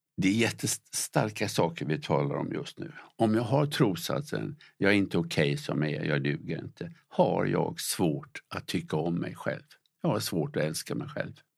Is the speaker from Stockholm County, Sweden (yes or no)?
no; Gothenburg, Västra Götaland, Sweden; när jag var liten pojke, där jag växte upp i Göteborg